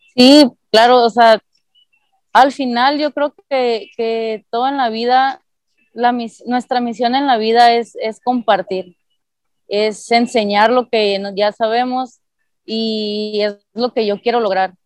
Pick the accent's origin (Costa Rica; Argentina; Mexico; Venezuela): Mexico; Nogales, Sonora; moved away as an adult; also born or lived in Puebla; me fui a estudiar de Nogales